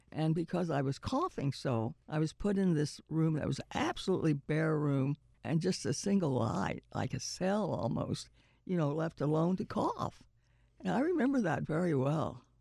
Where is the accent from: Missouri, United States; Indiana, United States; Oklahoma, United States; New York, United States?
Oklahoma, United States; moved away; I was born in Oklahoma